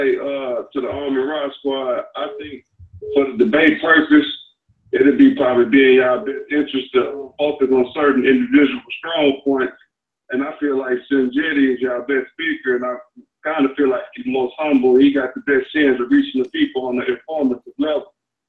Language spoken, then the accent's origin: English; Arkansas, United States; where I'm from down here in Arkansas